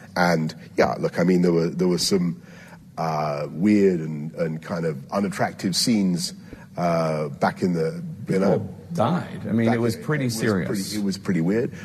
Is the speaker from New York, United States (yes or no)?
yes; New York City, New York, United States; now in United Kingdom; I was born in New York City